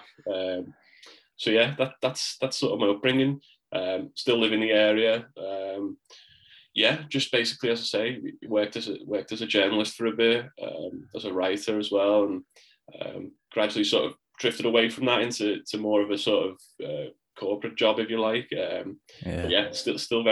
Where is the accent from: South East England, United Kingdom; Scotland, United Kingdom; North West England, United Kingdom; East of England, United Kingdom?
North West England, United Kingdom; Birkenhead; I was born in Birkenhead, which is just across the Mersey from Liverpool.